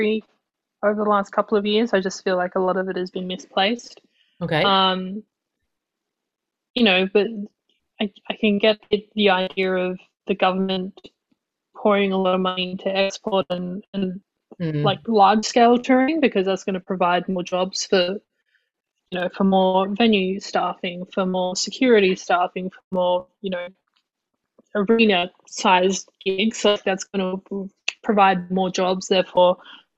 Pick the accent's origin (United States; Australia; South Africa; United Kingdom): Australia; Adelaide, South Australia; also born or lived in Northern Territory; now in Melbourne, Australia; moving to Adelaide, you know, growing up in Adelaide